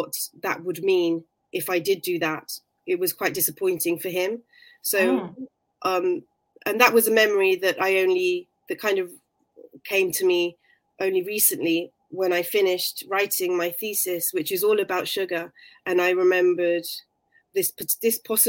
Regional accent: London, United Kingdom; I was born in London

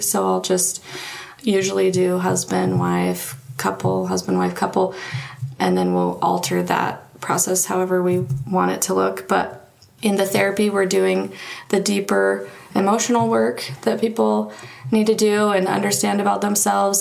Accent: Marietta, Georgia, United States; moved away as an adult; now in Utah, United States; I am from Marietta, Georgia, and came out to Utah to go to BYU.

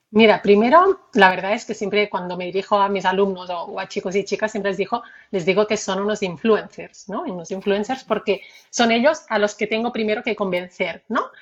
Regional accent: Barcelona, Catalonia, Spain; soy nacida en Barcelona, también eh, estuve ah, con mis primeros años viviendo ¿no? en Barcelona

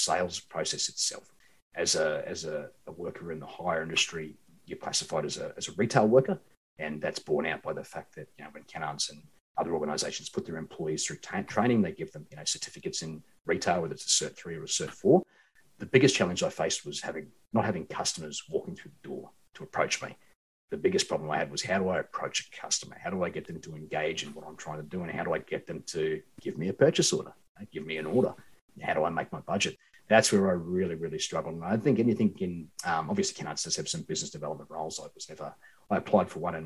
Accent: Queensland, Australia; moved away; also born or lived in Sydney / Perth; I'm from Queensland originally, and like all good Queenslanders

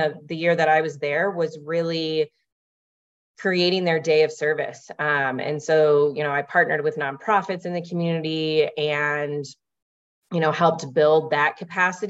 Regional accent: Louisville, Kentucky, United States; also born or lived in Portland, Maine; now in Denver, United States; I'm originally from Louisville, Kentucky

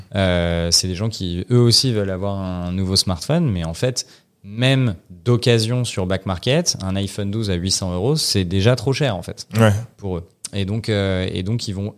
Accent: Paris, Île-de-France, France; j'ai, 30 ans, je suis parisien

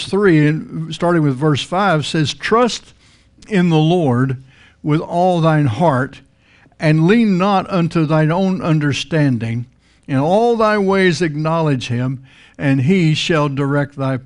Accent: Texas Panhandle, United States; now in Florida, United States; I grew up in the Texas Panhandle. You grew up in flat country

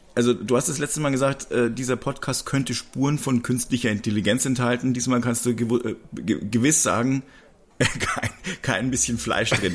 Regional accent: Regensburg, Bavaria, Germany; Ich komme ja aus Regensburg oder aus der Nähe von Regensburg

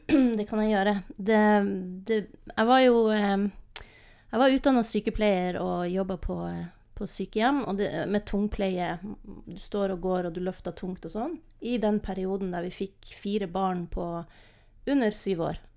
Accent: Northern Norway, Norway; also born or lived in Lofoten / Vesterålen / Bodø / Namsos; now in Tromsø, Norway; Men jeg er nordnorsk og trives i Nord-Norge.

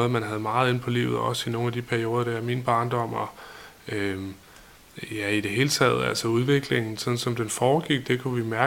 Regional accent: Vibrød, Denmark; jeg kommer fra Vibrød Mark, eller i virkeligheden, det ligger lidt uden for Vibrød, og der... Øh

